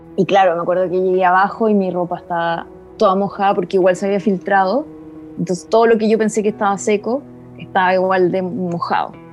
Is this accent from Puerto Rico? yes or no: no; Punta Arenas, Magallanes and Chilean Antarctica, Chile; moved away as an adult; also born or lived in central zone, Chile; soy de Punta Arena